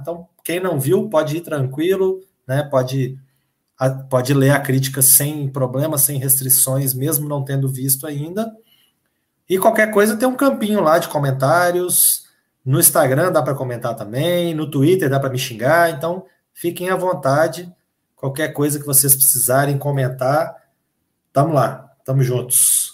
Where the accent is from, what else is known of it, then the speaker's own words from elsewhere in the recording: Minas Gerais, Brazil; eu sou mineiro